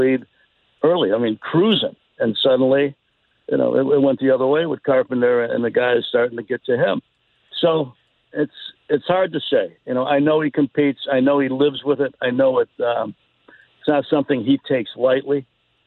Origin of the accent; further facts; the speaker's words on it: Chicago, Illinois, United States; moved away; I grew up in Chicago